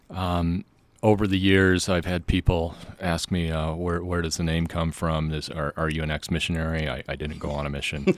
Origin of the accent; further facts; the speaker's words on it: Bountiful, Utah, United States; Bountiful. I grew up